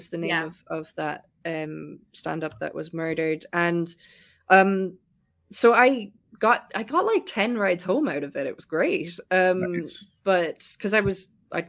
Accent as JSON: {"language": "English", "area": "West Cork", "region": "Munster", "country": "Ireland", "moved": "as an adult", "lives_now": "United Kingdom", "said": "I'm from West Cork, which is close to Kerry"}